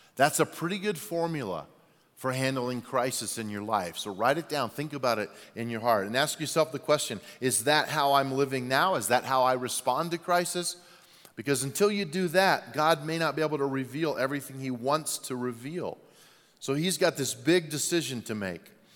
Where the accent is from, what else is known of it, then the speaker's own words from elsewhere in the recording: Albuquerque, New Mexico, United States; moved away; I was born in Albuquerque, New Mexico